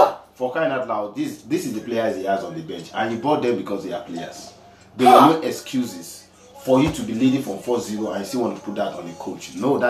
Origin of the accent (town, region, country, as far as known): Nigeria